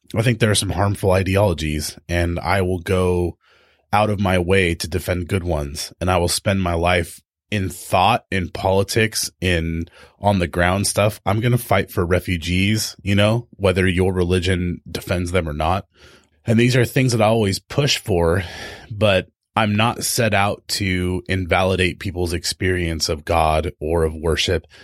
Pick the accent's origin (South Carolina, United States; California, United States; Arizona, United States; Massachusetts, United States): California, United States; Tehachapi; moved away; also born or lived in O'Brien, Oregon; I grew up in Tehachapi, which is this tiny little mountain town